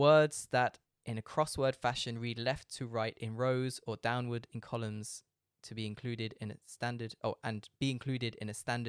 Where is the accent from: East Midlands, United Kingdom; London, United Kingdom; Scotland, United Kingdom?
East Midlands, United Kingdom; Leicester; I did find that on Wikipedia, but I'm not American, so I said Cluedo. it was invented in Birmingham in England in 1943. There you go. Birmingham is quite near where I'm from in Leicester.